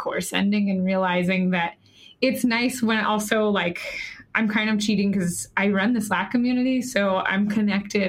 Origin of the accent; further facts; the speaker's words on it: North Carolina, United States; now in San Francisco, United States; I'm from North Carolina and people go to work in suits there